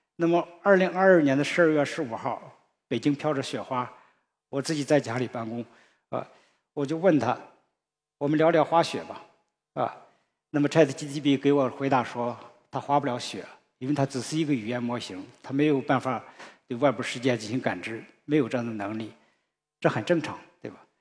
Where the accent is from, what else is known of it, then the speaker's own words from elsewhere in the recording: China; 我们中国人